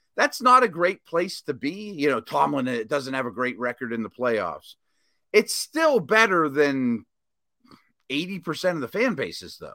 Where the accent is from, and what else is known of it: Pittsburgh, Pennsylvania, United States; born or raised there